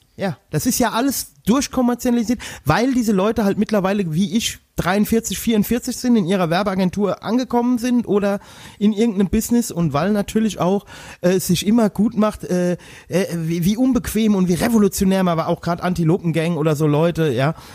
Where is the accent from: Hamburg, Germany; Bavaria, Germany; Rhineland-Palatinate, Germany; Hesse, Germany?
Rhineland-Palatinate, Germany; Westerwald; bei uns im Westerwald